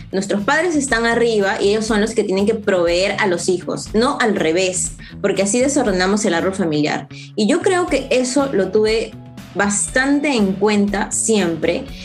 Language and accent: Spanish; Peru; also born or lived in Israel; mi país